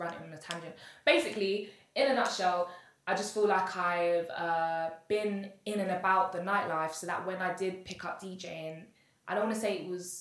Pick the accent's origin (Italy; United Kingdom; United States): United Kingdom; London; I'm from Dawson originally